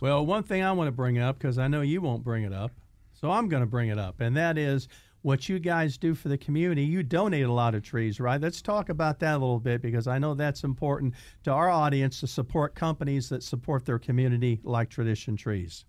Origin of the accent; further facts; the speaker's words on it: Indiana, United States; I'm from Indiana, and when I was a little boy, of course, we're talking about, like, sixty years ago, okay, when I was a little boy, in Indiana